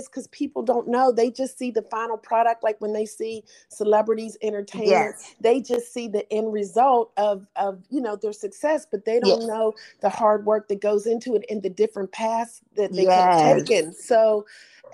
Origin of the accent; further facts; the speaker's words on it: Pittsburgh, Pennsylvania, United States; moved away as an adult; now in Atlanta, United States; I was from Pittsburgh. So I was like the top black model in Pittsburgh